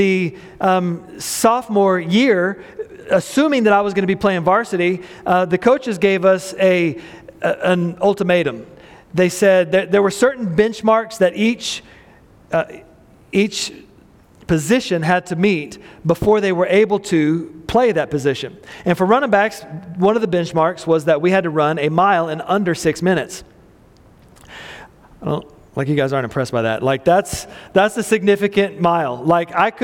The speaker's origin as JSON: {"language": "English", "town": "Midland", "region": "Texas", "country": "United States", "tie": "born or raised there", "said": "I grew up in a mobile home park, Airline Mobile Home Park in Midland, Texas"}